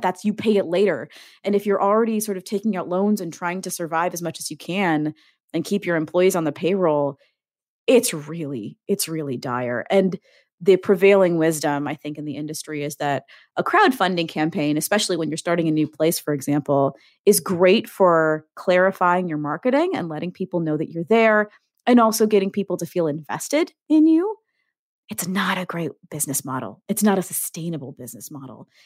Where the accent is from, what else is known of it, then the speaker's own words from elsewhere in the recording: Ohio, United States; now in Wisconsin, United States; My home state of Ohio